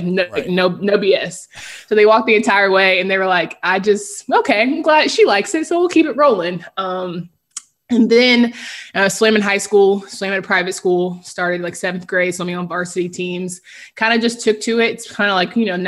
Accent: Raleigh, North Carolina, United States; born and raised in Raleigh, North Carolina

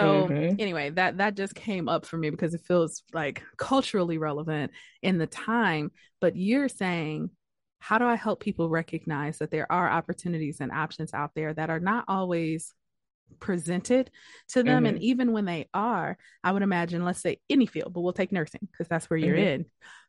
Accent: Detroit, Michigan, United States; And I'm from Detroit, and apparently this past weekend, there's a section of downtown Detroit.

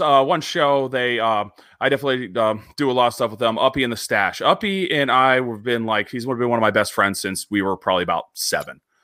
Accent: Erie, Pennsylvania, United States; I grew up in Northwestern Pennsylvania

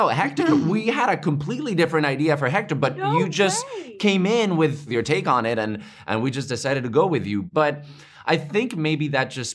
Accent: Spain; moved away; I grew up in Spain

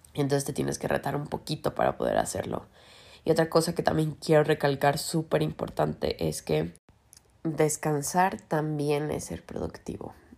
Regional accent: Mexico; porque somos mexicanos

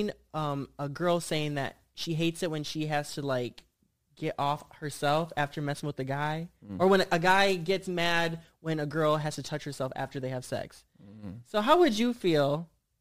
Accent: Michigan, United States; I'm from Michigan. Yeah. I'm from Michigan

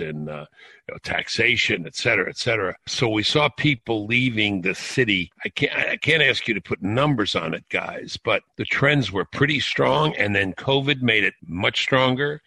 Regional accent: New York City, New York, United States; now in near Washington, United States; I grew up in Brooklyn, New York, uh, live very close to Washington now

